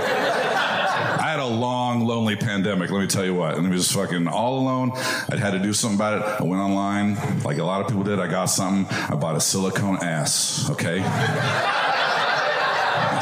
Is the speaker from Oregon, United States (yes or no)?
yes; Medford, Oregon, United States; I'm from the Dirty South